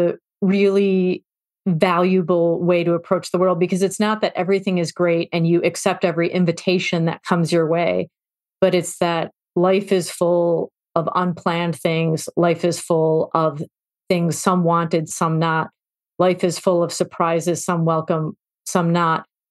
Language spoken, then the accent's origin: English; Chicago, Illinois, United States; I grew up in Chicago